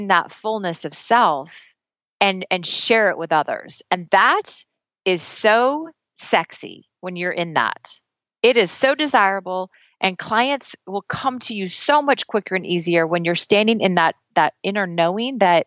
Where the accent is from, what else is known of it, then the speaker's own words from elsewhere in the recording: Midwest, United States; also born or lived in Oklahoma; I'm from the Midwest. I'm from Kansas and Oklahoma. My little accent's going to come out now when I say